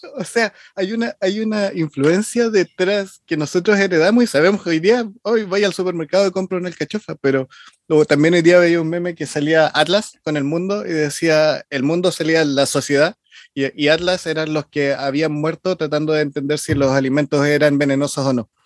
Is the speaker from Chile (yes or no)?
yes; Chile; soy chileno